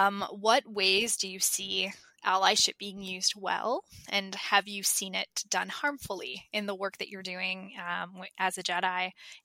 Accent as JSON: {"language": "English", "town": "Toronto", "region": "Ontario", "country": "Canada", "tie": "born or raised there", "said": "My parents, bless their heart, but as immigrants, I was born and raised in Toronto, but my parents immigrated from Eritrea."}